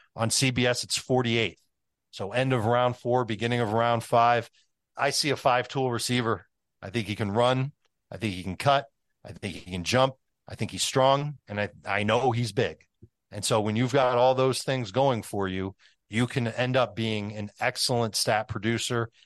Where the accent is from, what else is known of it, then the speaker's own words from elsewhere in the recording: Chicago, Illinois, United States; I grew up in Chicago